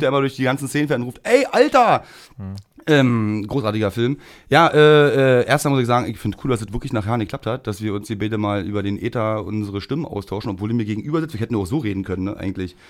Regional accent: Berlin, Germany; ich bin ja in der Rigaer Straße groß geworden

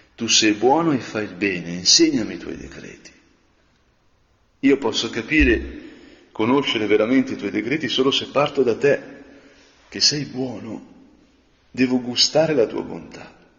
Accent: Lombardy, Italy; nel mio paese quando le montagne sembrano vicine, quando le grigne e il resegone sembrano vicine

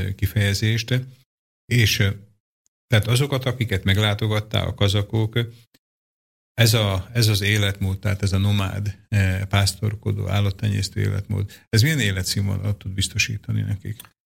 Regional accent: Dunajská Streda, Trnava Region, Slovakia; én Dunaszerdahelyen lakom, ott születtem, magyarul beszélek, Szlovákiában ugye ez a Dunaszerdahely

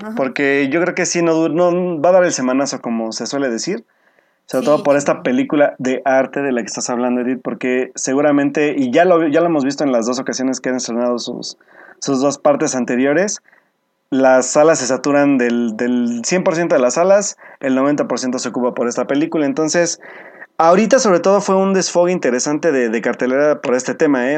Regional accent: Mexico

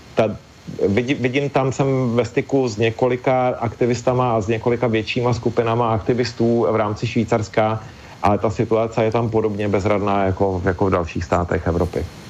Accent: Czechia; u nás v Čechách

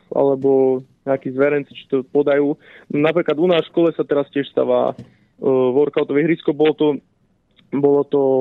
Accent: Slovenská Ľupča, Banská Bystrica Region, Slovakia; v mojej rodnej dedinke Slovenskej Lubči

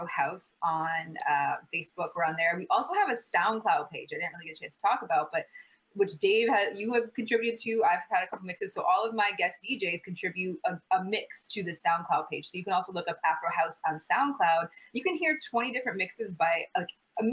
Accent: Michigan, United States; also born or lived in Ghana; now in Toronto, Canada; I am born and raised in Michigan. I am a Michigan girl

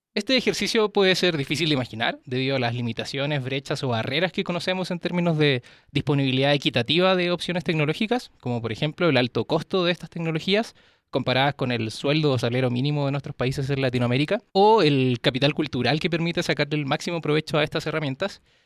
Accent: Chile; now in Mexico; yo soy chileno, vivo acá en México

